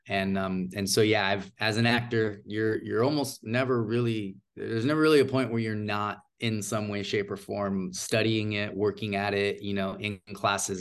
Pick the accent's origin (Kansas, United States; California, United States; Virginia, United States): California, United States; Bay Area, Silicon Valley; also born or lived in Los Angeles, United States; I'm originally from, from, uh, from the Bay Area here in California, uh, Silicon Valley specifically, but I am living and working in Hollywood right now.